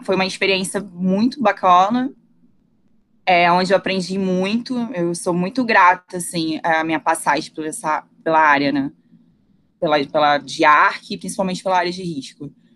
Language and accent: Portuguese; Rio de Janeiro, Brazil; also born or lived in Saquarema; eu nasci em Jacarepaguá, morei lá até os meus 11 anos, na freguesia.